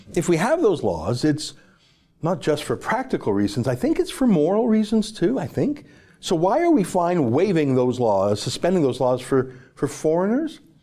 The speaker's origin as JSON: {"language": "English", "country": "Canada", "said": "I'm a Canadian"}